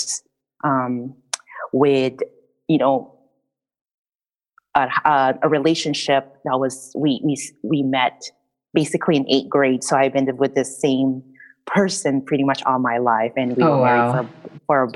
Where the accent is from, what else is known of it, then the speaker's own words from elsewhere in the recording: Rizal, Calabarzon, Philippines; moved away; I grew up in the Philippines in a province called Rizal, and I grew up raised by my grandma